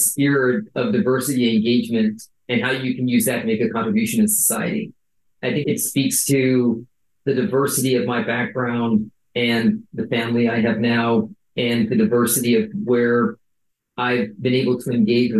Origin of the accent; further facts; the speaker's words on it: Buffalo, New York, United States; So I was born in Buffalo, New York. I'm one of five kids. The interesting thing with my family is my dad is from India. He was born right outside of Mumbai. My mom is a Russian-German background